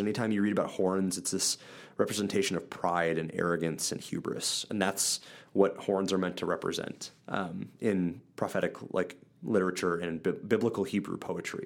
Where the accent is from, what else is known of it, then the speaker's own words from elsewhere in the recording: central Wisconsin, United States; I grew up in Wisconsin. Um, central Wisconsin, Midwest United States.